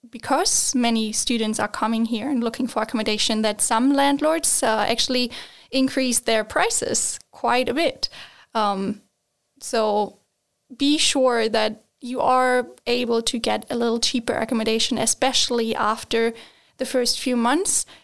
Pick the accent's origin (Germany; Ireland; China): Germany; moved away as an adult; now in Sweden; like in Germany, we just don't have this.